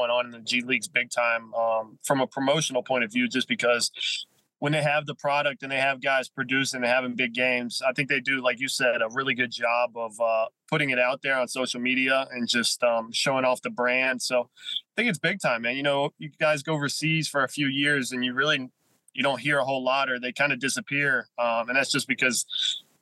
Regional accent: Charleston, West Virginia, United States; Charleston, West Virginia, my hometown

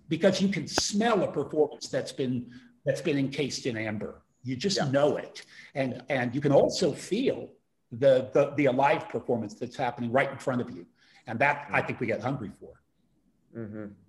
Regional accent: United States; moved away as an adult; now in Europe; I'm American trained and born

